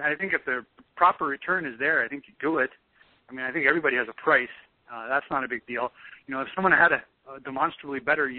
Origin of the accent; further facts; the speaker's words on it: Calumet, Michigan, United States; I'm from Calumet, Michigan.